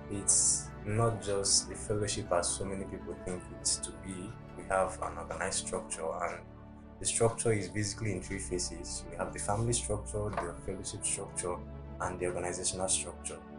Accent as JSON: {"language": "English", "region": "Anambra", "country": "Nigeria", "also_born_or_lived": "Bauchi", "moved": "yes", "lives_now": "Kwara, Nigeria", "said": "And I'm from Anambra State. I studied at Abubakar Tafawa Balewa University, Bauchi, and I studied applied zoology."}